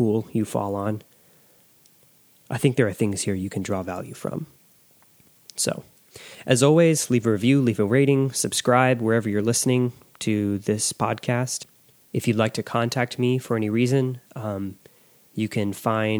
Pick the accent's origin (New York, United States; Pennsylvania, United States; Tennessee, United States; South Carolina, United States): Tennessee, United States; West; I grew up in West Tennessee